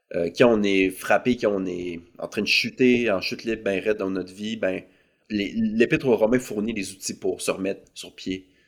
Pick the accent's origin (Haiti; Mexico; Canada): Canada; Saint-Étienne-de-Lauzon, Quebec; also born or lived in Lac Saint-Jean; now in Montreal, Canada; je suis originaire de la ville de Québec. Euh, j'ai grandi euh, sur la rive sud, dans un village qui s'appelle Saint-Étienne-de-Lauzon